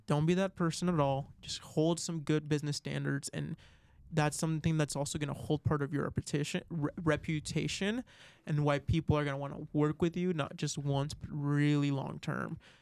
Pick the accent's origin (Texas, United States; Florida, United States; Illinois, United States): Florida, United States; now in Arizona, United States; I'm originally from Florida